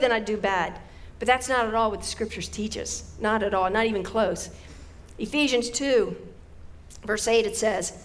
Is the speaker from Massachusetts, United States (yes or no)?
no; West Virginia, United States; growing up in West Virginia.